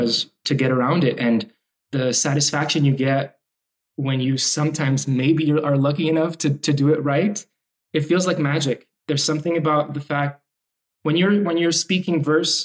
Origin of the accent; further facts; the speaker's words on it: Montreal, Quebec, Canada; English is a second language; also born or lived in Lebanon; I was born in Lebanon, and we moved to Montreal when I was five at the tail end of the Civil War in Lebanon